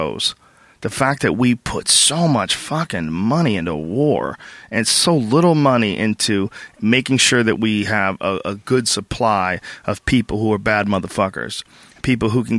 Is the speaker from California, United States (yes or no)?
no; Newton, Massachusetts, United States; moved away; me growing up in Newton Upper Falls